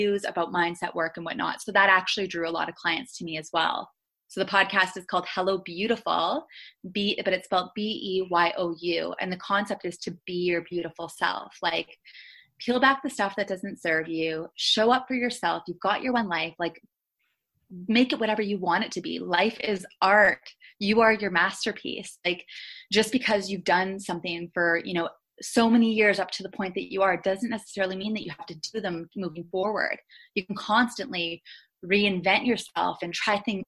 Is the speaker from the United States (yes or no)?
no; Thunder Bay, Ontario, Canada; moved away; So whenever I would come back home to Thunder Bay, my hometown